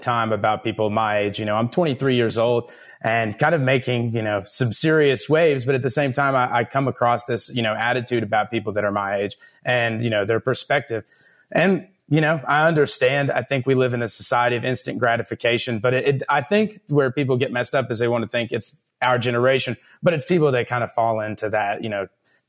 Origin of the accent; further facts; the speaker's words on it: Miami, Texas, United States; now in Lubbock, United States; I grew up in Miami, Texas.